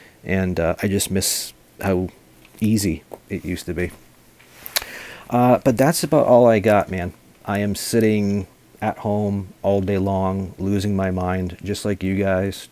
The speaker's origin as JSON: {"language": "English", "area": "just outside of Boston", "region": "Massachusetts", "country": "United States", "tie": "born or raised there", "said": "I was born and raised just outside of Boston."}